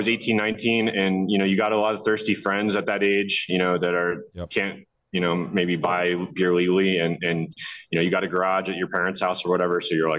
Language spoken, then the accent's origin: English; Tampa, Florida, United States; moved away as an adult; also born or lived in Orlando, Florida; now in Mexico; So I grew up in Tampa. Lived there till I was about 12. Moved to Orlando. Lived in the suburbs of Orlando till I was in my mid-20s and moved back to Tampa